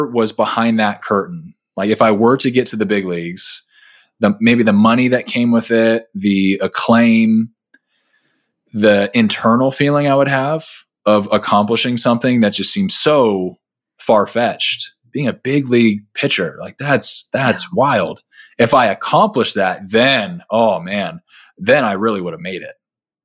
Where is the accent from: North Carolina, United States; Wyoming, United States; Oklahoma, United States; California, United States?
California, United States; Southern; I grew up in Southern California